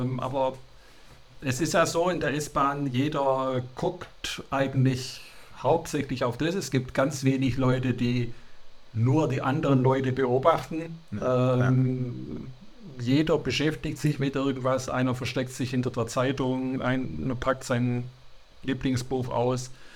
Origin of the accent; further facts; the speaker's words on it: Sindelfingen, Baden-Württemberg, Germany; now in Hildrizhausen, Germany; bin in Sindelfingen geboren und aufgewachsen